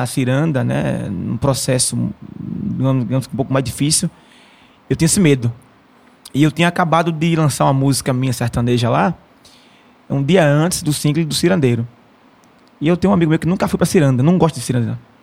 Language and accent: Portuguese; Mata Norte, Pernambuco, Brazil; meu povo lá, a Mata Norte em geral